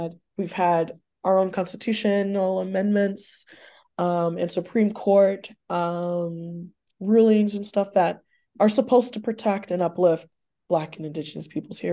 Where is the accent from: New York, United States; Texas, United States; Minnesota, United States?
Texas, United States; also born or lived in Austin, Texas / Canton, Mississippi; I grew up in Texas, between Texas and Mississippi, but mostly in Texas